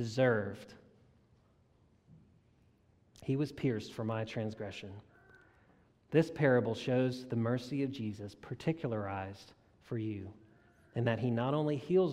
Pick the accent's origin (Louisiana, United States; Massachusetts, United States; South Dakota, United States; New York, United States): Louisiana, United States; South; I grew up in South Louisiana